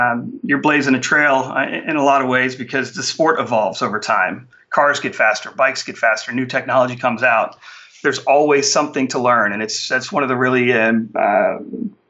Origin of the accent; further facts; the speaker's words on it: Daytona Beach, Florida, United States; I grew up in Daytona Beach, Florida, which is the world center of racing